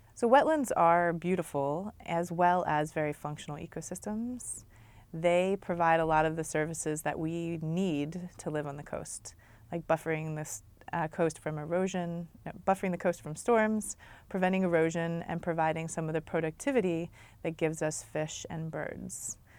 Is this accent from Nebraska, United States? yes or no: no; Maryland, United States; moved away as an adult; also born or lived in Massachusetts; now in Long Beach, United States; I grew up in Maryland, which is dominated by the Chesapeake Bay